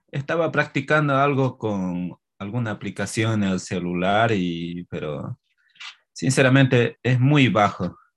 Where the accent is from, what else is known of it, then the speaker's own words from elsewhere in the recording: Monteagudo, Chuquisaca, Bolivia; first language Spanish; soy de acá de Monteagudo, en el departamento de Chuquisaca. Bueno, el idioma obviamente de nativo español nomás